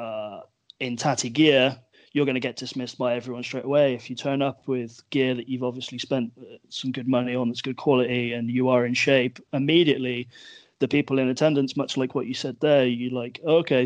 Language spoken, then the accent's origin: English; England, United Kingdom; we're a country of British people